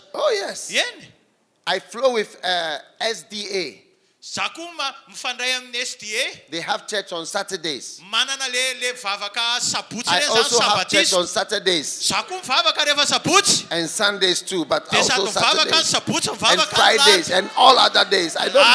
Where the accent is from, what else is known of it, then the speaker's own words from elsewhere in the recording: Switzerland; also born or lived in England; Because the Presbyterians, they are from Switzerland, my country. I flow with Anglicans. Yes, because I was born in England